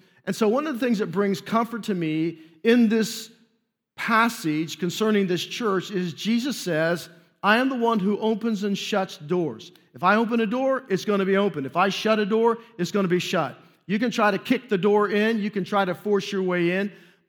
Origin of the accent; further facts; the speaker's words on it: Newark, United States; which is where I was saved and I was ordained, and really where I grew up in Newark.